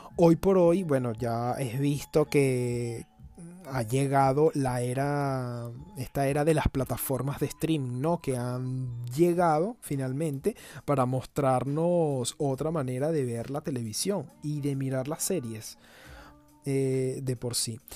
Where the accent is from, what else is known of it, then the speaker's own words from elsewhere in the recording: Venezuela; cuando era niño eh, estando en Venezuela